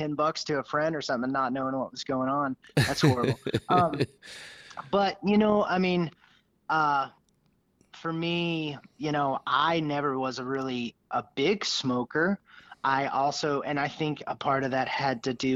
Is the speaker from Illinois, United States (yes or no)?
no; Northeast Texas, United States; we're through and through Texans. We were raised here in Northeast Texas